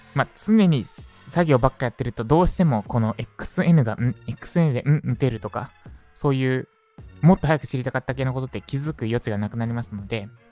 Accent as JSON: {"language": "Japanese", "town": "Katsushika", "region": "Tokyo", "country": "Japan", "tie": "born or raised there", "said": "東京都葛飾区立石、私の実家ですね"}